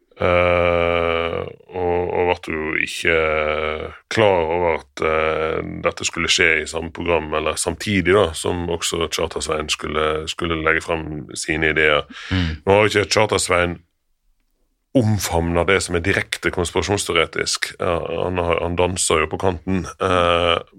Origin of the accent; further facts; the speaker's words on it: Norway; Vi som nordmenn